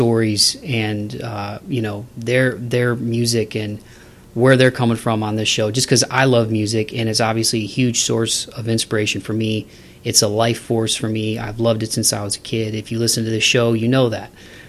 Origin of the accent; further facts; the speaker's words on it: Toledo, Ohio, United States; my hometown of Toledo